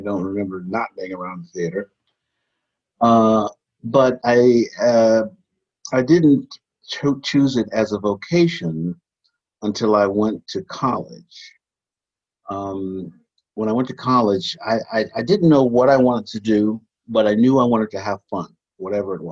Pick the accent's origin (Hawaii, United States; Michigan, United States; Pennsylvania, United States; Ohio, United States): Ohio, United States; Cleveland; I grew up in Cleveland, Ohio